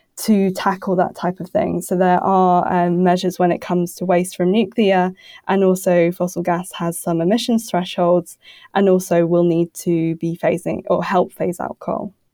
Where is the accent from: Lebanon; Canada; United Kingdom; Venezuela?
United Kingdom; now in Brussels, Belgium; I'm a British, uh, journalist who somehow ended up in Brussels.